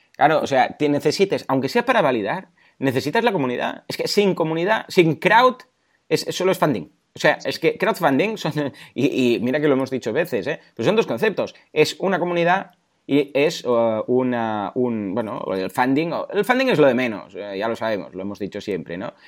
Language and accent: Spanish; Mataró, Catalonia, Spain; Yo soy de Mataró y aquí eh, nos conocen porque somos muy tozudos